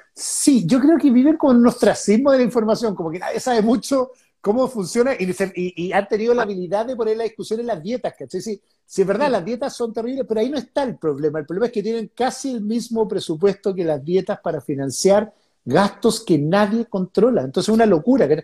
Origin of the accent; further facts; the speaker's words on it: Concón, Valparaíso, Chile; now in Santiago, Chile; Yo me crié en Concord